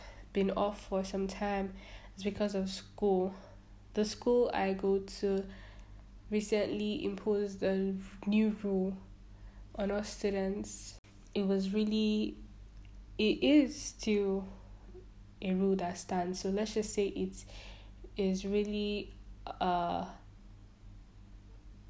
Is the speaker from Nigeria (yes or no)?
yes; Nigeria; I am a Nigerian